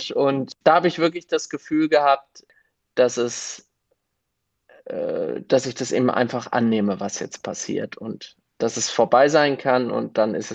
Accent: Gelnhausen, Hesse, Germany; Und Vorsteher in Gelnhausen, das mache ich auch ganz gerne, weil es meine Heimatstadt ist.

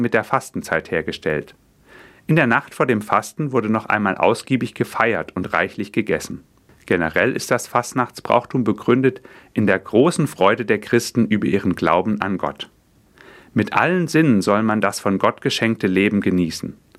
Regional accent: Fulda, Hesse, Germany; bei uns in Fulda

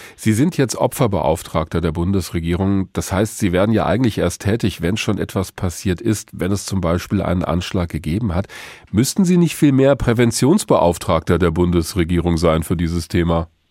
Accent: Hesse, Germany; Bei uns in Hessen, in Hanau

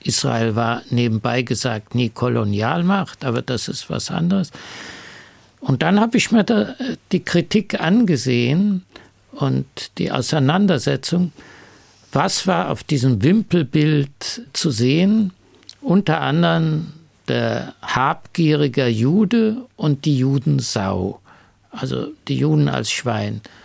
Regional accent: Munich, Bavaria, Germany; ich komme aus München

